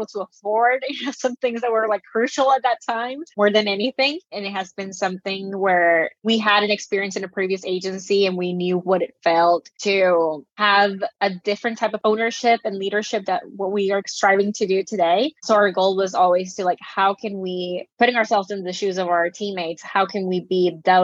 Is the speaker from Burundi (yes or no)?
no; Nicaragua; I'm from Nicaragua